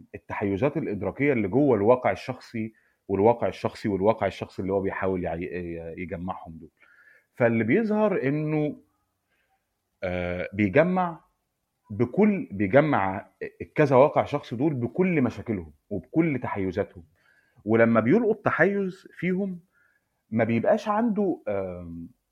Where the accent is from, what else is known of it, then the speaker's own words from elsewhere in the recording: Egypt; عندنا في مصر